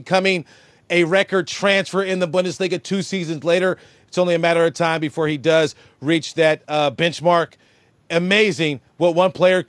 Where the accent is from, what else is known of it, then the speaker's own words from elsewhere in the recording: United States; moved away as an adult; now in Berlin, Germany; as an American